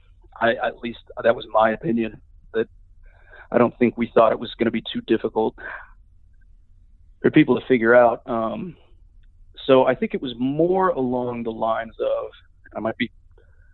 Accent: Sugar Land, Texas, United States; moved away as an adult; also born or lived in Batesville, Arkansas; now in Sewanee, United States; I grew up in Sugar Land, Texas.

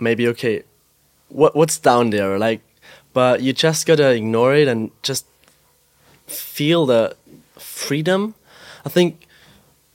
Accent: Austria; I grew up in the Alps in Austria

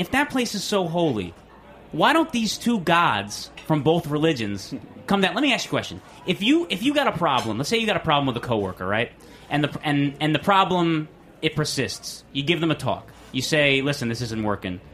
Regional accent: New Jersey, United States; I'm from New Jersey

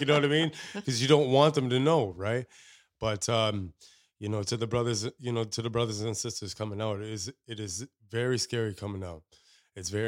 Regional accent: Canada; as Canadians doesn't matter, you know, what ethnicity as a Canadian you you're over here

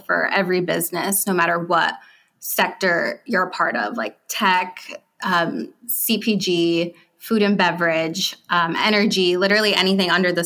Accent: New Jersey, United States; I'm actually from Jersey.

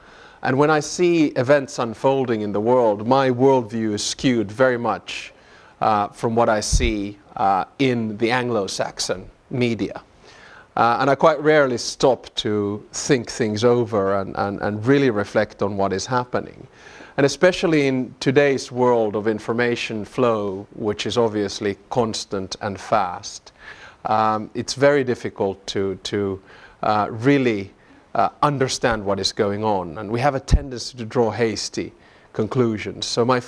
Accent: Finland; born there; accent: Southern; also born or lived in Southern US; so, you know, I'm Finnish by birth and Southern by the grace of God. And but I'll try to hold back my Southern accent today.

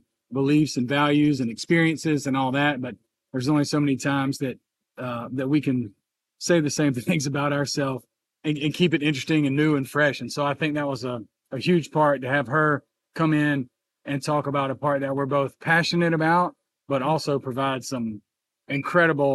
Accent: North Augusta, South Carolina, United States; my hometown, more or less, of North Augusta

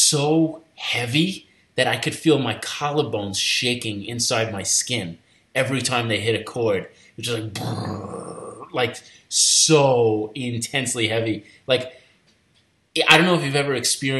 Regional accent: Long Island, New York, United States; I grew up in Long Island

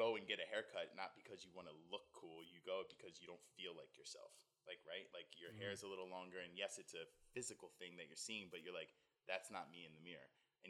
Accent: New Jersey, United States; now in Los Angeles, United States; I was born in the South Jersey area. Mm-hmm. Raised there. Have great family, good friends back there. Home is here now.

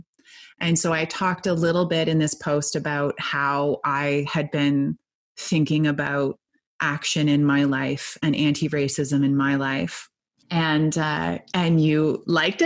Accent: Canada; I also am Canadian. I'm not American

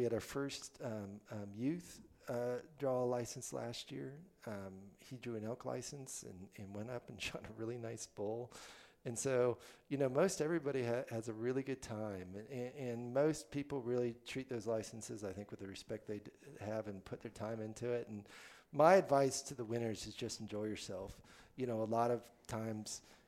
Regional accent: Central Florida, United States; now in Wyoming, United States; I was born in Wyoming, but actually grew up in Central Florida

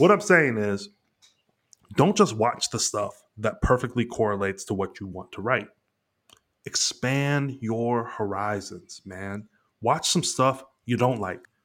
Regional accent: Dayton, Ohio, United States; now in Los Angeles, United States; I'm from Ohio

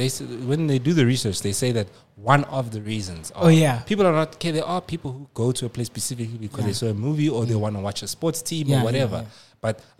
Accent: South Africa; I'm like, "South Africa."

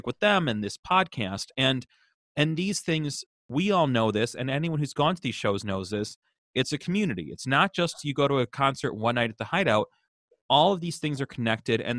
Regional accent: Chicago, Illinois, United States; I grew up in Chicago

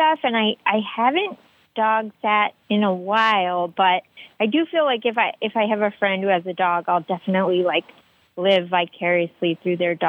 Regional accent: D.C., Northern Virginia, United States; I grew up outside Washington, D.C. in, like, Northern Virginia

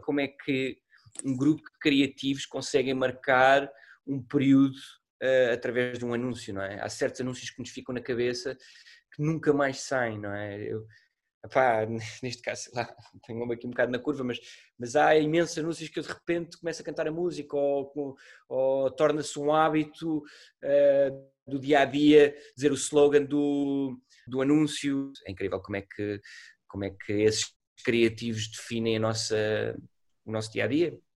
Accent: Portugal; sendo português

